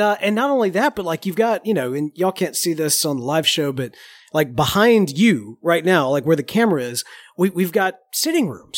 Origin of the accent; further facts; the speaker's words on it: United States; I'm an American